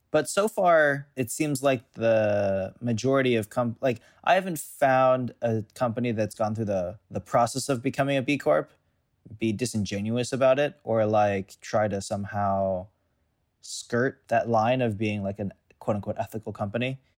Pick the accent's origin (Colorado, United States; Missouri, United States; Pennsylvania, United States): Missouri, United States; St. Louis; moved away as an adult; I grew up in Saint Louis